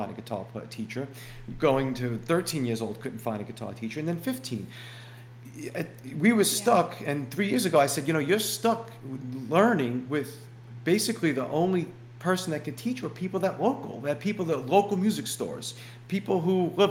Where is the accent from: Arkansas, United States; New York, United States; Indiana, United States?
New York, United States; New York City; growing up in Brooklyn